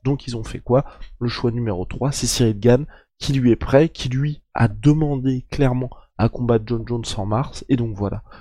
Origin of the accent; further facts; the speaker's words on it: France; en tant que Français